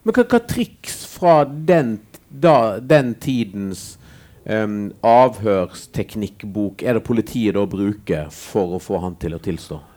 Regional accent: Western Norway, Norway; Jeg vokste opp på Vestlandet sjøl

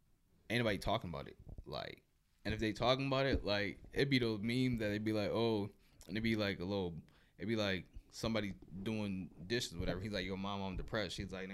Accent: Chicago, Illinois, United States; I'm from Chicago. The trenches out of Chicago

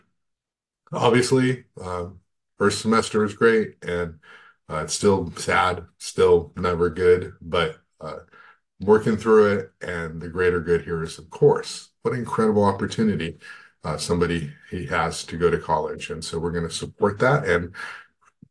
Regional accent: Goleta, California, United States; I grew up in Goleta, Santa Barbara

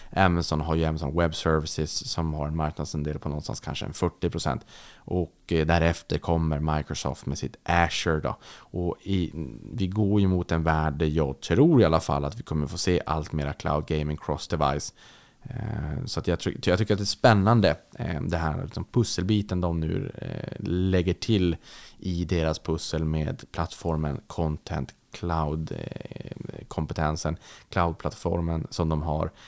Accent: Sweden; när jag växte upp i Sverige

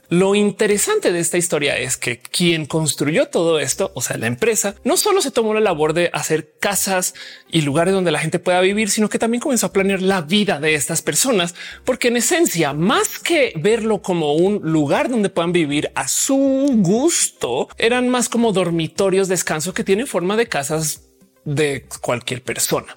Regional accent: Colombia; now in Mexico; como colombiana que vino a México

